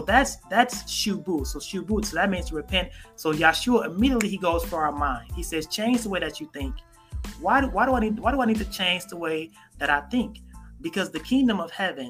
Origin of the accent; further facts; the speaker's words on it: United States; I am American born. I am American bred